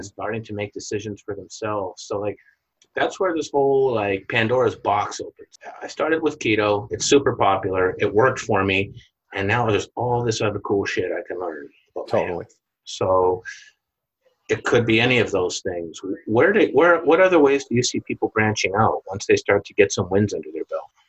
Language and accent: English; Winnipeg, Manitoba, Canada; moved away as an adult; I left my hometown in Winnipeg, Canada